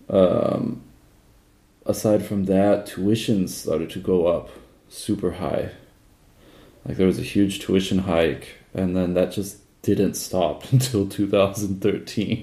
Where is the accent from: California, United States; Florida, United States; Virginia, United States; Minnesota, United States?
California, United States; Southern; I grew up in Southern California in the 1990s and early 2000s